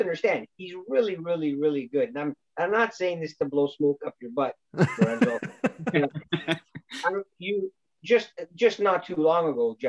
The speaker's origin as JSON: {"language": "English", "town": "Toronto", "region": "Ontario", "country": "Canada", "tie": "born or raised there", "said": "there was only one hobby store in Scarborough, Byron, when I was growing up"}